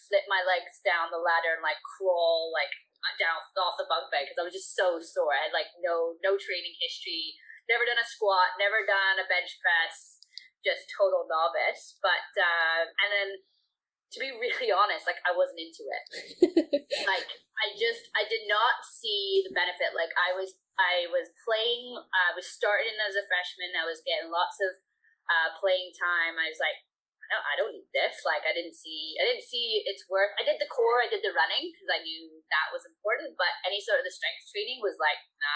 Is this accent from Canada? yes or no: yes; Vancouver, British Columbia, Canada; moved away as an adult; also born or lived in United Kingdom; my family immigrated to Canada when I was 3. So I grew up in Vancouver, BC